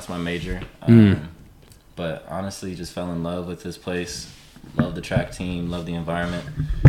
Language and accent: English; Boise, Idaho, United States; moved away as an adult; now in Montana, United States; originally from Boise, Idaho, born and raised. You know, I came out here mainly for the wildlife bio program.